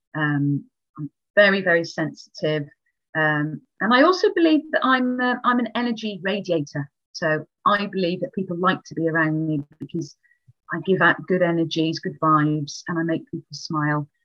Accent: Wales, United Kingdom; I am very Welsh. So I come from Wales

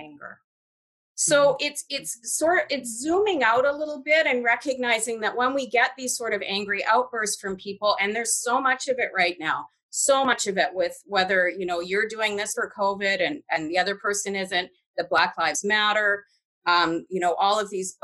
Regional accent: Canada; I grew up in a British household. I was raised in Canada.

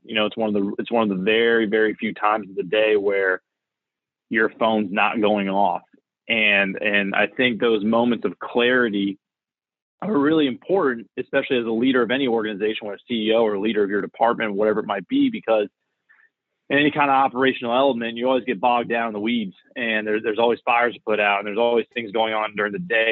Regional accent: Florida, United States; I'm actually born and raised in Florida.

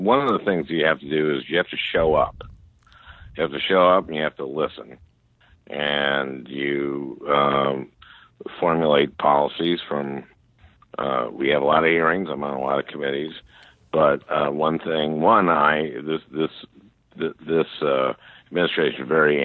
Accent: St. Louis Park, Minnesota, United States; I grew up in St. Louis Park, Minnesota, in a two-bedroom, one-bath house

